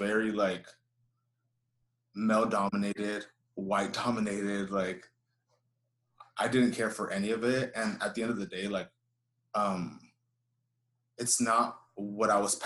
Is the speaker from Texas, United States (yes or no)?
yes; Houston, Texas, United States; I grew up here in Houston. I was born here, raised here